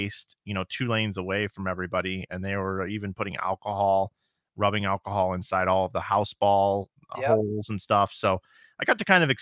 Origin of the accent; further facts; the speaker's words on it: Missouri, United States; moved away; my home state of Missouri. I don't live there now